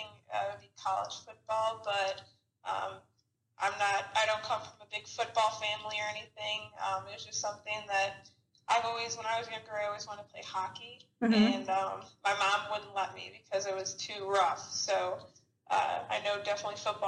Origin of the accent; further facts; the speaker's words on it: Chicago, Illinois, United States; moved away as an adult; now in Arizona, United States; I'm originally from Chicago. I came out to Arizona to go to school at Arizona State